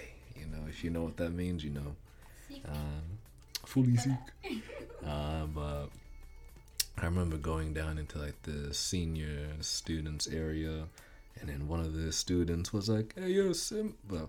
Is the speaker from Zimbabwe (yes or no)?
yes; Zimbabwe; Zimbabwean, but of course going through primary school, one readjusts. But I was made fun of for my accent, my skin color